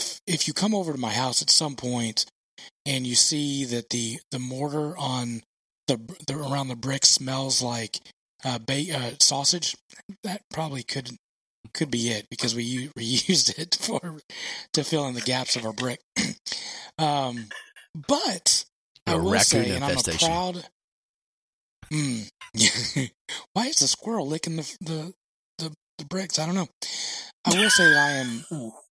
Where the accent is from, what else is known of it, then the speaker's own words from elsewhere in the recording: the South, United States; we're royalty, evidently, if we come from the South